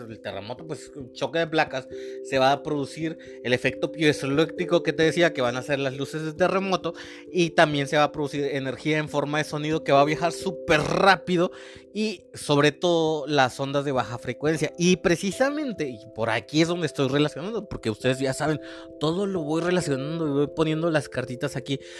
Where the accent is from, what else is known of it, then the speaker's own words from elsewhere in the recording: Mexico; also born or lived in Mexico City / Veracruz / Oaxaca / Nayarit; he vivido en muchos, muchas ciudades del país, o sea, de México, porque yo soy mexicano